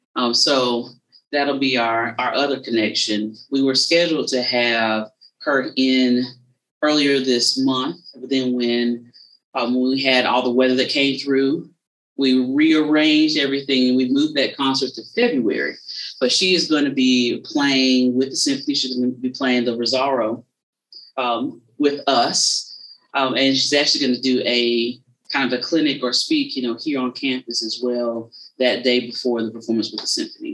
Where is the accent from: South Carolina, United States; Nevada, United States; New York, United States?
South Carolina, United States; I'm from South Carolina, but I'm right on the border of Georgia, is where I'm from